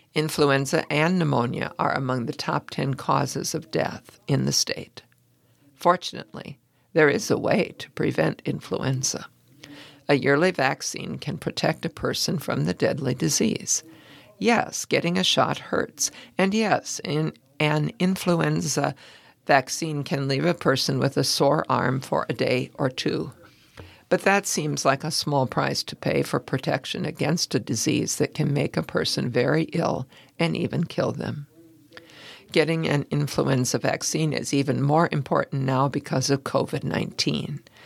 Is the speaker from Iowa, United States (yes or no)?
yes; Cedar Rapids, Iowa, United States; my hometown of Cedar Rapids